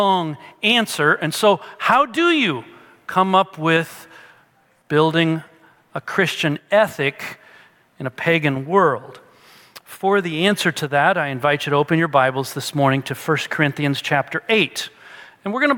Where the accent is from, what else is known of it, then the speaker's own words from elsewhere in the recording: Peoria, Illinois, United States; we're from Peoria is that we both grew up using that word, sody